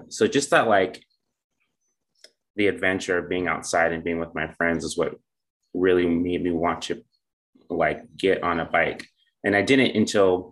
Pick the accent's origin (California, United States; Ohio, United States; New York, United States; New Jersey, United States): California, United States; moved away as an adult; now in Seattle, United States; I'm originally from California